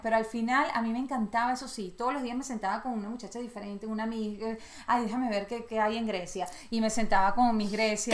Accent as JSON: {"language": "Spanish", "country": "Venezuela", "said": "Yo soy totalmente venezolana"}